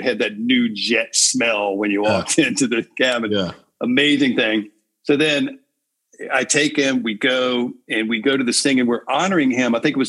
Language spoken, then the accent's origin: English; Virginia, United States; Having been born and raised in Virginia